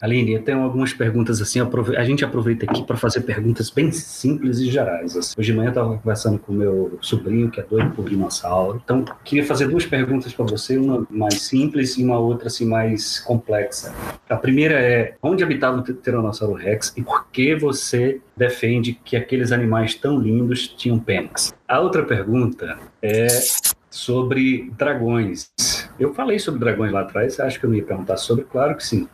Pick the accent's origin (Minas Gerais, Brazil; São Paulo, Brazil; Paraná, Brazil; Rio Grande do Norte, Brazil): Rio Grande do Norte, Brazil; Apodi; A cidade de onde eu venho é chamada Pudi, que é uma cidade de nome indígena aqui no interior do estado